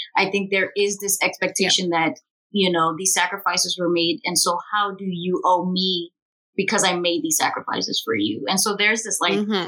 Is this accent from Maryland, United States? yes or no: yes; Prince George's County, Maryland, United States; for the majority of our growing up it was predominantly in prince george's county